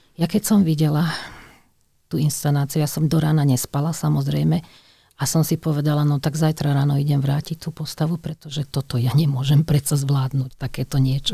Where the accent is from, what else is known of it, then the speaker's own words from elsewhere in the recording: Radošovce, Trnava Region, Slovakia; also born or lived in Skalica; ja som sa narodila v Skalici, že pochádzam z Radošoviec